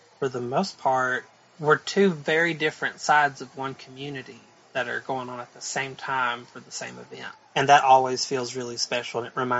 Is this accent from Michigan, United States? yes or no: no; Whitesburg, Kentucky, United States; born or raised there